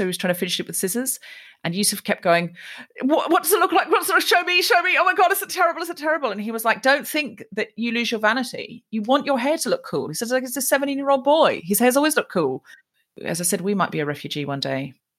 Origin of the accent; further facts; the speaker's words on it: Australia; moved away as an adult; now in United Kingdom; I was raised in Australia and then I moved to Britain as a grown-up and I went to uni over here.